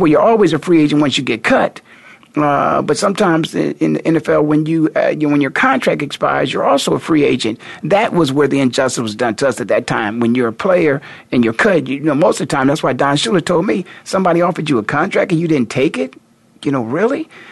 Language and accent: English; Canton, Ohio, United States; I'm born and raised in Canton, Ohio